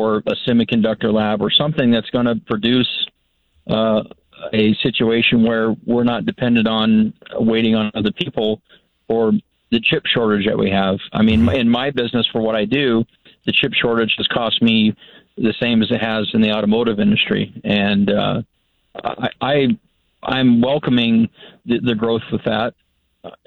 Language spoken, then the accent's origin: English; California, United States; moved away as an adult; now in Boise, United States; I was actually born and raised in California, and as a native there